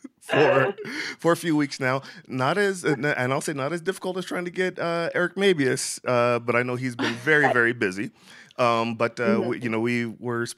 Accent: Florida, United States; I'm from Florida

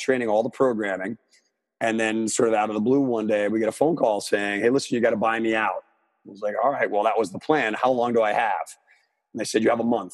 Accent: Armonk, New York, United States; my hometown, which is Armonk, New York, back in Westchester County

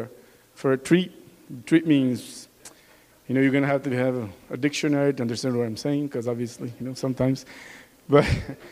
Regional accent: Brazil; accent: Brazilian; English is a second language; moved away; With my Brazilian accent

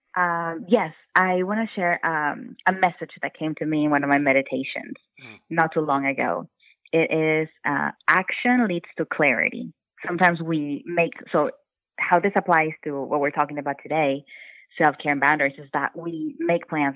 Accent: Brownsville, Texas, United States; moved away as an adult; also born or lived in North Carolina; now in Austin, United States; I am from Brownsville, Texas, which is a really small city in Texas. And I grew up with a really strict mom

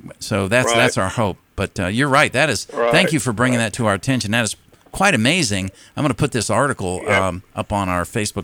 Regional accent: New Port Richey, Florida, United States; when I was growing up in Newport Richey

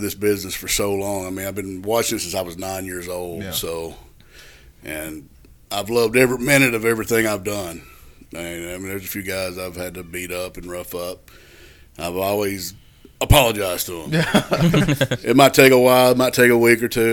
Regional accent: the South, United States; I grew up in the South.

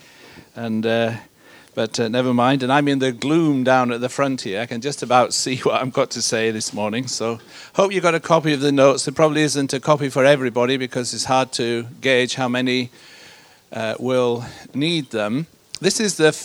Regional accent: Yorkshire and the Humber, United Kingdom; also born or lived in Malaysia; I come from Yorkshire. That's where I'm based. That's where I was born and grew up.

